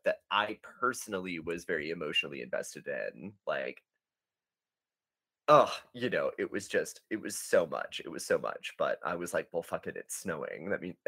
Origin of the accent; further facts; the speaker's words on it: North Texas, United States; we are both from North Texas